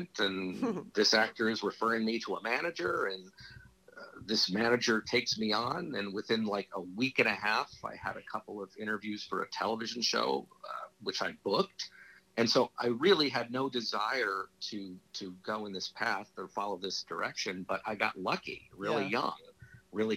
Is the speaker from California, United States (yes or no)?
yes; Los Angeles, California, United States; I grew up in Hollywood.